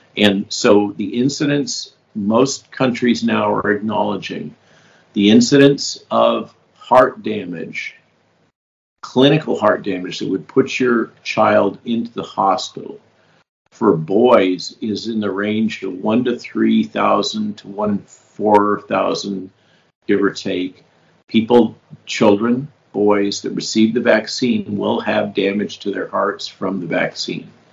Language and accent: English; California, United States; I grew up in California.